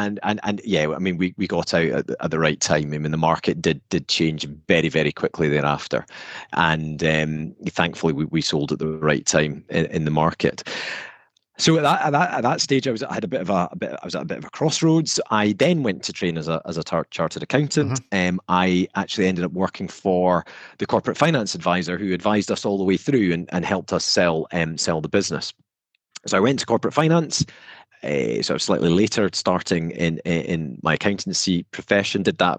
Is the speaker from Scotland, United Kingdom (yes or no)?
yes; Scotland, United Kingdom; You can tell mm-hmm. from my accent that I'm from north of the border.